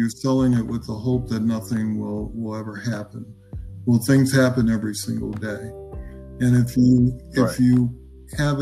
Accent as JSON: {"language": "English", "town": "Omaha", "region": "Nebraska", "country": "United States", "said": "I'm from Nebraska. I'm originally from Omaha, Nebraska"}